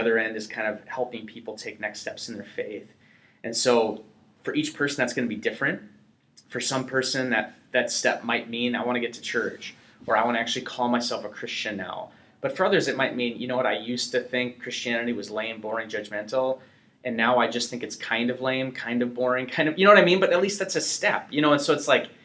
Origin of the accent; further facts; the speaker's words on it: North Dakota, United States; I'm from North Dakota, you know, so it's not the metropolis cultural epicenter